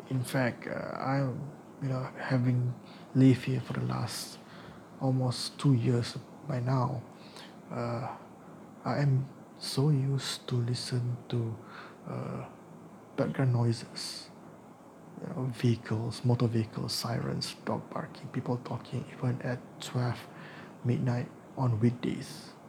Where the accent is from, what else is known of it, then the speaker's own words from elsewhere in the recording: Malaysia; now in India; my experience as a Malaysian expat uh, living in India.